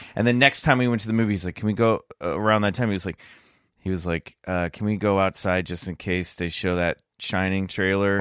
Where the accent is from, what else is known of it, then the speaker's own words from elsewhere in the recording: near Lawrence, Kansas, United States; Lawrence Kansas, not far from where I grew up